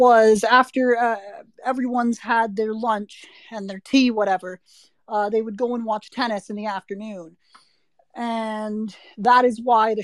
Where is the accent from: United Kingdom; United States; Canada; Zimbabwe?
Canada; up in Canada